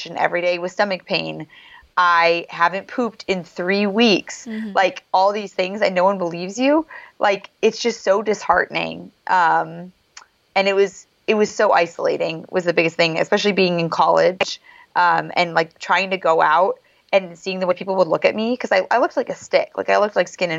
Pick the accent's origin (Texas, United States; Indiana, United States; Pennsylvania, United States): Indiana, United States; South Bend; my family's from the same city where Notre Dame is